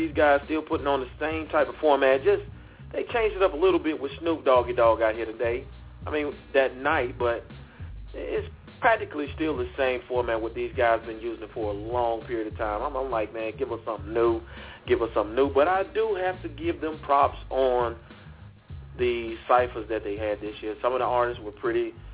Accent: Mississippi, United States; moved away; I got some of my family from my home state

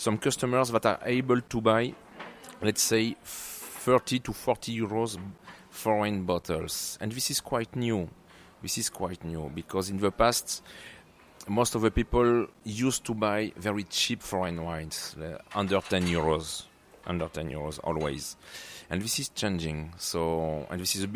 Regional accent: Bordeaux, Nouvelle-Aquitaine, France; moved away as an adult; now in Spain; I grew up in Bordeaux

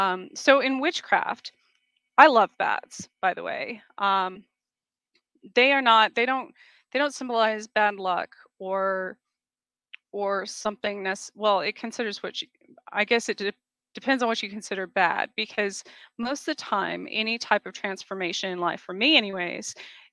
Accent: Southwest, United States; I came from the Southwest, so it's very common for animals to be associated with our spirit guides.

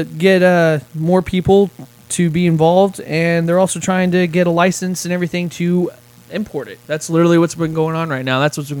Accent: Kansas City, Missouri, United States; Because I would be dissing my hometown Chiefs if I step foot in a Raiders stadium unless they're playing them.

